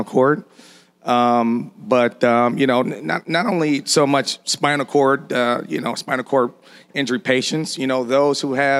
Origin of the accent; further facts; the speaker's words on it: Detroit, Michigan, United States; moved away as an adult; now in Fort Lauderdale, United States; I'm born and raised in Detroit, Michigan